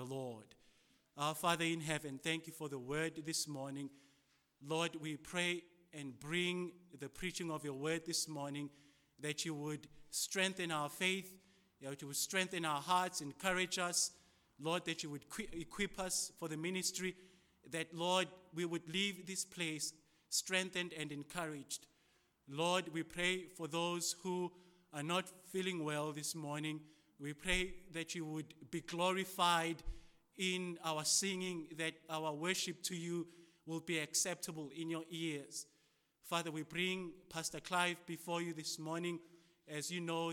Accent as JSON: {"language": "English", "country": "South Africa", "said": "As a South African"}